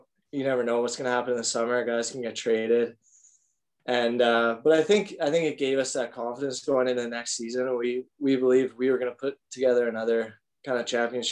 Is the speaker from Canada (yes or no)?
yes; Calgary, Alberta, Canada; moved away as an adult; also born or lived in Fort McMurray, Alberta; I grew up in Calgary